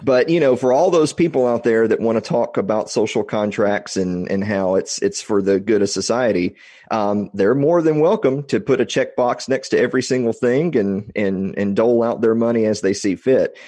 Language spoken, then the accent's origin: English; Columbia, Tennessee, United States; also born or lived in Nashville; I'm, I'm originally from Tennessee, originally from Columbia, which is the mule capital of the world